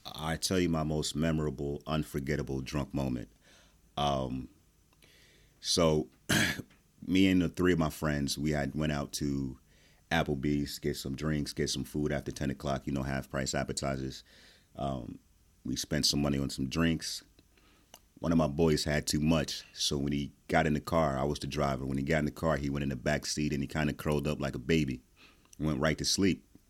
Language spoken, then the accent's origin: English; New Jersey, United States; I am from Jersey.